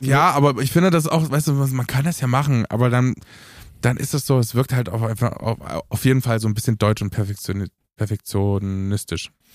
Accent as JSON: {"language": "German", "country": "Romania", "said": "bei uns, bei uns in Rumänien"}